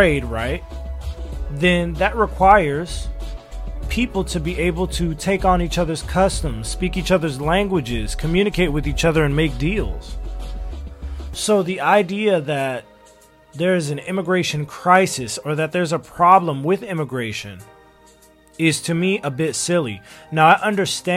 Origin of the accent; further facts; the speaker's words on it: Los Angeles, California, United States; also born or lived in China; I'm from Los Angeles